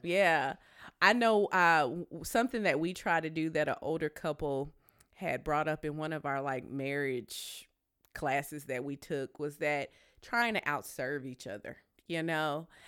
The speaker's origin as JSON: {"language": "English", "region": "Tennessee", "country": "United States", "said": "I'm from Tennessee."}